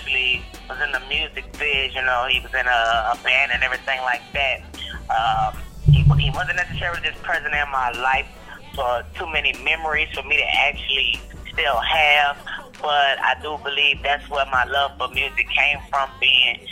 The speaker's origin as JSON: {"language": "English", "town": "New Orleans", "region": "Louisiana", "country": "United States", "tie": "born or raised there", "moved": "as an adult", "lives_now": "Texas, United States", "said": "New Orleans, which is my hometown"}